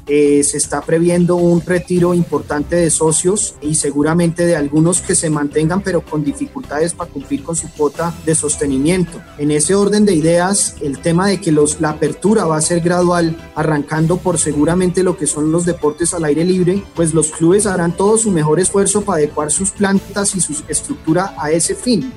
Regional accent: Colombia; en Colombia hemos heredado muchísimo de Europa

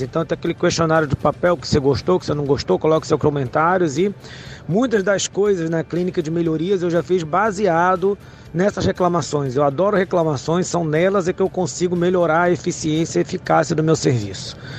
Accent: Fortaleza, Ceará, Brazil; sou de Fortaleza, Ceará.

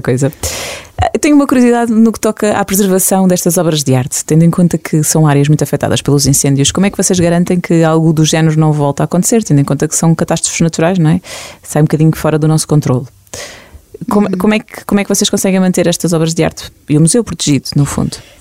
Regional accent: Portugal; nós portugueses

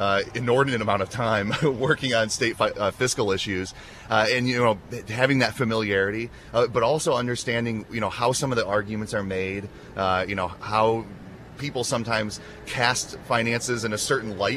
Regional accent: Dixon, Illinois, United States; I was born and raised in Dixon, and that's where I still live today

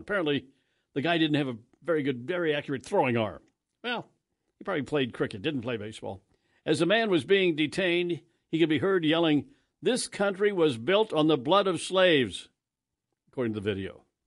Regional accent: Kansas, United States; as a kid growing up in Kansas, and I was all over Western Kansas with my, my family

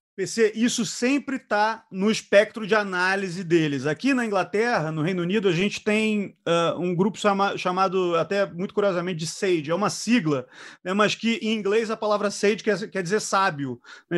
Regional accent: Brazil; now in London, United Kingdom; eu sou brasileiro

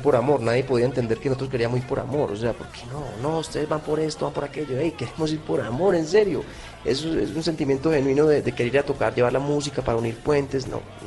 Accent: Colombia; yo soy un colombiano

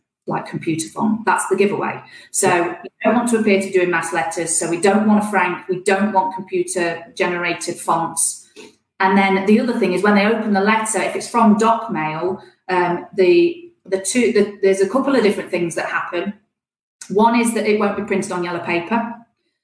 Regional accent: Nottingham, East Midlands, United Kingdom; I'm from Nottingham

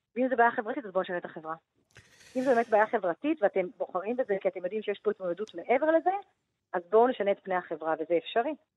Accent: Jerusalem, Jerusalem District, Israel; גדלתי במשפחה דתית, אורתודוקסית, אה, מרוקאית בירושלים

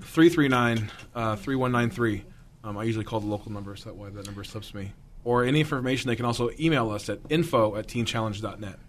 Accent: Southern California, United States; I grew up in Southern California and it was very isolated

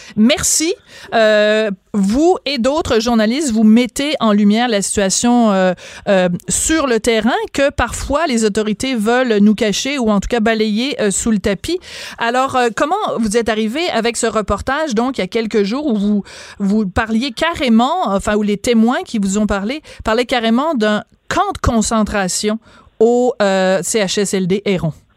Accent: Quebec, Canada

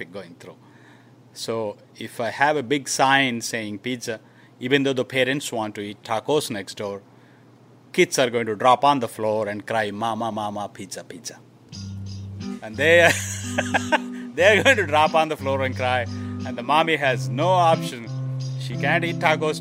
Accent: India; moved away as an adult; also born or lived in Michigan; now in Ypsilanti, United States; I came from India in 1989 to do my master's in mechanical engineering to Wayne State University.

